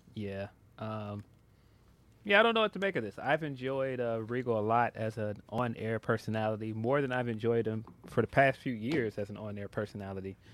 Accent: Chicago, Illinois, United States; I am a Chicagoan

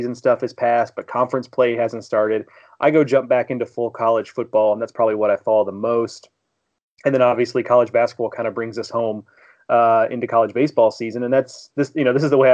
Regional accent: Houston, Texas, United States; also born or lived in St. Louis area; now in St. Louis, United States; Growing up in Houston

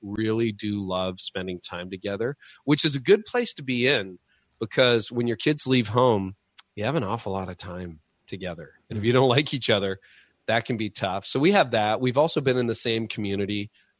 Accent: Canada; But being Canadian, we get about 5 to 6 months of really good cycling weather

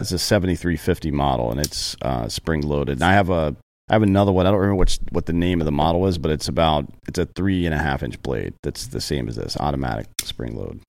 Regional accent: the South, United States; I'm from the South

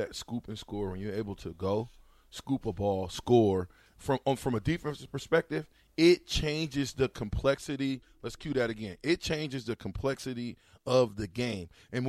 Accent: Omaha, Nebraska, United States; I was young growing up in Omaha

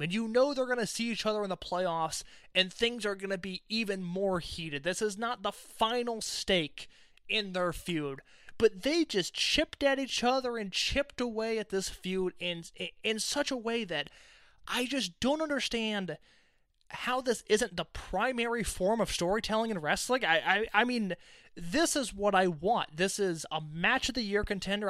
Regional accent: Indianapolis, Indiana, United States; We have Chase the Dragon in my hometown.

